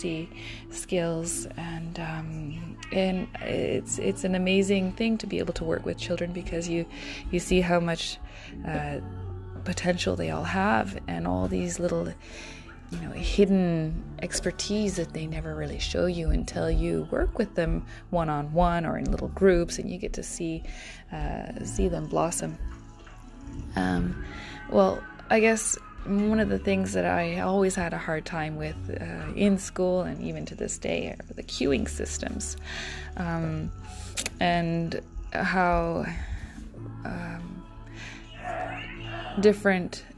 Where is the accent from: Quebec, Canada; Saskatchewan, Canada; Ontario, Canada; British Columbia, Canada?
Ontario, Canada; also born or lived in Japan; middle of nowhere, where I had to go to an English school, and it was a very, very quaint little town in Ontario